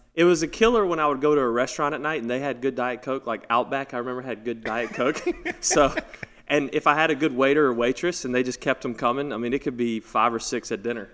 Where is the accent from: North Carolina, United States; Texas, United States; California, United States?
North Carolina, United States; growing up in North Carolina, winning North Carolina tournaments